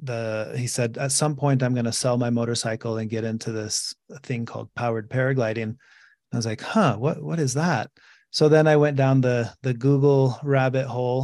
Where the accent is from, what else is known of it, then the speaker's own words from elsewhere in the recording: Mexico; moved away; I grew up in Mexico